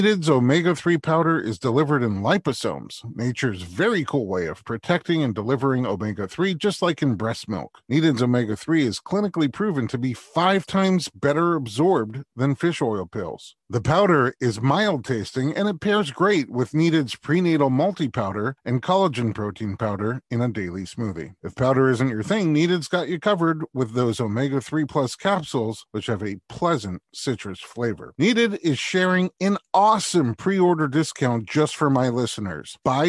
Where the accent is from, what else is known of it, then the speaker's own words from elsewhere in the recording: New York City, New York, United States; I'm a New Yorker, too.